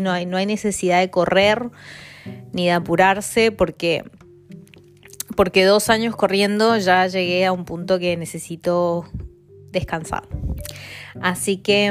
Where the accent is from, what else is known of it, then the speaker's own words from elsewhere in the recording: Argentina; moved away as an adult; now in London, United Kingdom; Soy de Argentina, vivo en Londres hace cuatro años y este, bueno, y en el extranjero hace 13 años